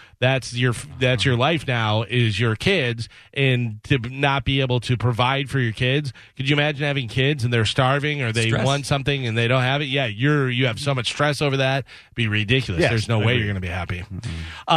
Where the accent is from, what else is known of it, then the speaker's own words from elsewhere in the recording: Illinois, United States; where I grew up in Illinois, that was a test McDonald's